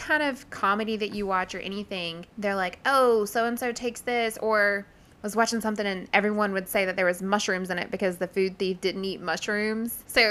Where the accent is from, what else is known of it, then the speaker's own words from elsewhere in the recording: the South, United States; I'm from the South